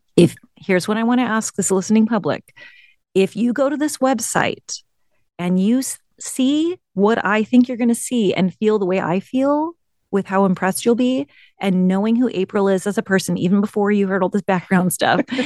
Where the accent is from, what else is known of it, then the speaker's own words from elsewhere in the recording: the Bay Area, California, United States; I grew up in the Bay Area.